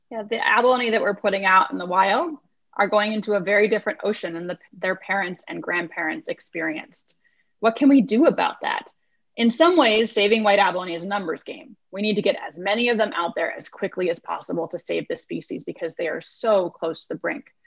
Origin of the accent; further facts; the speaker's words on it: Iowa, United States; moved away as an adult; also born or lived in California; I grew up in Iowa, about as far from the ocean as one can get in the United States of America